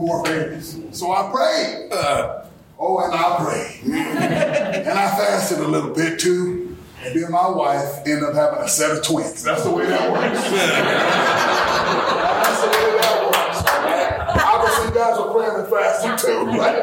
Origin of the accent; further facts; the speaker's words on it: Saginaw, Michigan, United States; born and raised here in the city of Saginaw. Born and raised in Saginaw